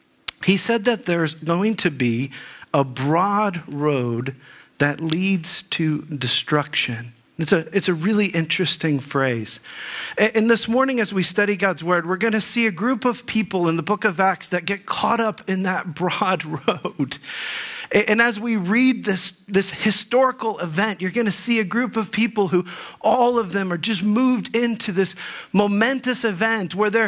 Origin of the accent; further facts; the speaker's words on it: Dayton, Ohio, United States; moved away as an adult; also born or lived in Texas; now in Northeast Ohio, United States; I grew up in the Dayton area